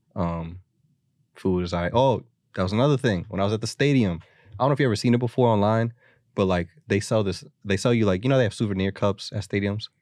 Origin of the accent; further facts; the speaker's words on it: Philadelphia, Pennsylvania, United States; as a Philadelphian